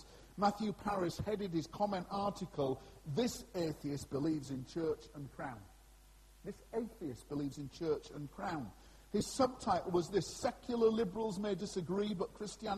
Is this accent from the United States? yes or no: no; Scarborough, Yorkshire and the Humber, United Kingdom; that's my hometown, Scarborough